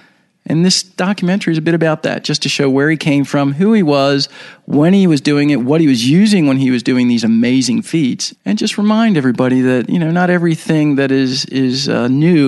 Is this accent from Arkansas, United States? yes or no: no; Baltimore, Maryland, United States; I was born and raised in Baltimore, Maryland, in the United States.